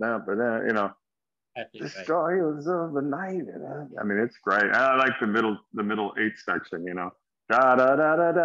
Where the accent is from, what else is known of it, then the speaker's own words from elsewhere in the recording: United States; being an American